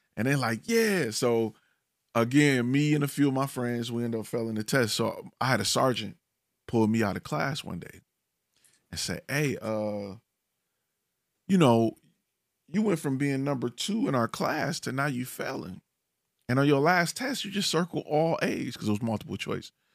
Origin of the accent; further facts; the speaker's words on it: Detroit, Michigan, United States; now in Dallas, United States; I'm originally from Detroit